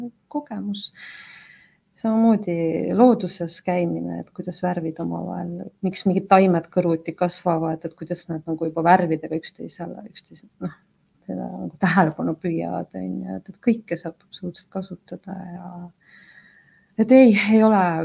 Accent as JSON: {"language": "Estonian", "town": "Yekaterinburg", "region": "Sverdlovsk Oblast", "country": "Russia", "tie": "born or raised there", "moved": "yes", "lives_now": "Tallinn, Estonia", "said": "ma olen tegelikult pärit väga suurest linnast nagu Ekaterinburg"}